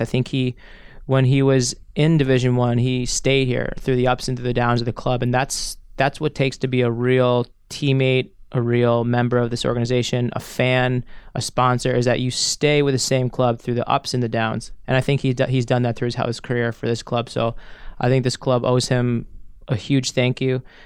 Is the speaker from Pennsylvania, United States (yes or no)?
no; New York, United States; moved away as an adult; now in Örebro, Sweden; I was born in New York, but I was raised in Chinatown, Manhattan, growing up when I was a child.